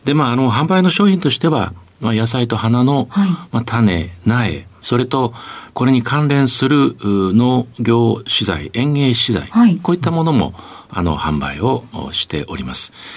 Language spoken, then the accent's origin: Japanese; Kamakura, Kanagawa, Japan; also born or lived in Davis, California; 出身はあ鎌倉市の大船でございます。